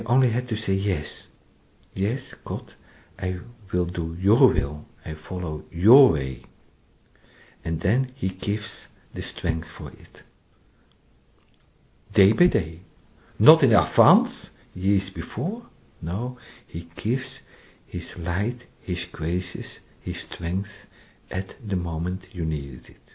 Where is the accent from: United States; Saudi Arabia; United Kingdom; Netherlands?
Netherlands; first language Dutch; English is a second language; moved away